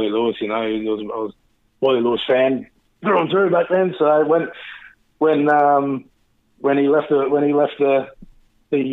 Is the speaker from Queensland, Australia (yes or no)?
yes; Rockhampton, Queensland, Australia; now in Gold Coast, Australia; I've lived on the Gold Coast since 1981, basically. And I played rugby league up here and down here because I come from Rockhampton.